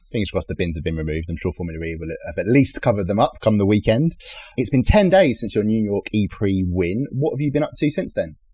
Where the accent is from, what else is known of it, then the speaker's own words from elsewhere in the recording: London, United Kingdom; I was born and raised in East London